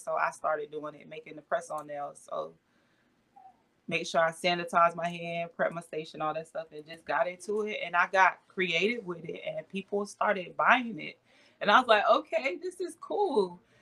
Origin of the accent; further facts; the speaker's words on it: Avon Park, Florida, United States; I'm originally from Avon Park, Florida, is where I was born and raised. So I'm a Florida girl